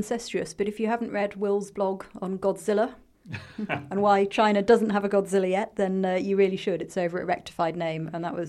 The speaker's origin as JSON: {"language": "English", "country": "United Kingdom", "said": "as a Brit"}